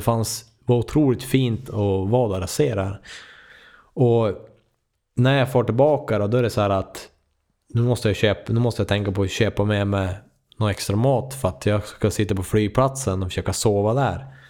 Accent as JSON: {"language": "Swedish", "country": "Sweden", "said": "jag är från Sverige"}